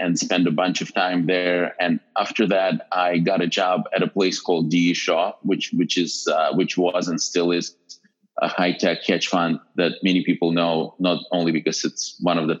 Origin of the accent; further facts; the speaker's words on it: Western Ukraine, Ukraine; moved away as an adult; now in United States; I grew up in a small town in Western Ukraine